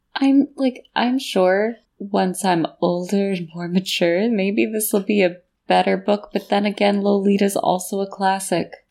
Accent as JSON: {"language": "English", "country": "United States", "said": "I'm from America and we have a very puritanical culture"}